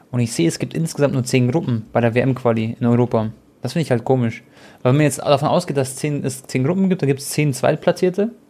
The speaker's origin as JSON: {"language": "German", "country": "Croatia", "said": "Ihr wisst ja alle, ich bin Kroate"}